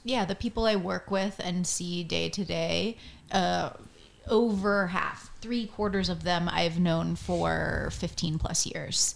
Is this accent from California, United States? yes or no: no; Florida, United States; from Florida, so when people ask me where I'm from and I'm like, Florida